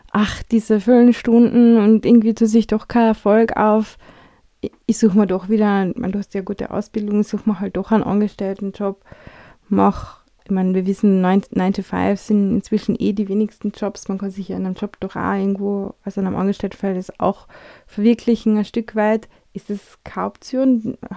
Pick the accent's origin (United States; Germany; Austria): Austria; wie wir sind äh, Österreicher, wir Europäer, wir ticken ein bisschen anders